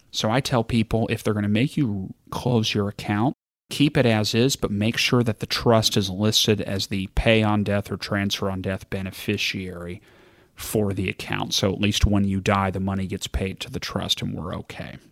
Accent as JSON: {"language": "English", "region": "Kentucky", "country": "United States", "said": "I'm from Kentucky"}